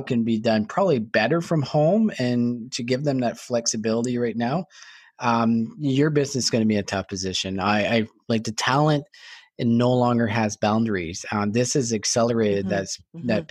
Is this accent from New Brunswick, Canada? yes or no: yes; New Brunswick, Canada; I'm from New Brunswick. I'm giving my home province a hard time